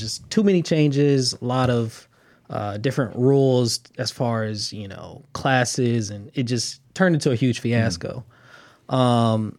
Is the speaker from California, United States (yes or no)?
yes; Los Angeles, California, United States; now in Inglewood, United States; Born and raised in Los Angeles, California. Live in Inglewood now.